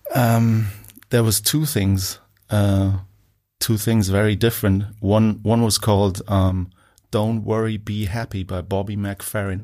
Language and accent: English; Munich, Bavaria, Germany; moved away; also born or lived in Bonn, Germany / Liverpool; Only, like, the first, like, five years of my life, and then, um, came to, uh, Munich.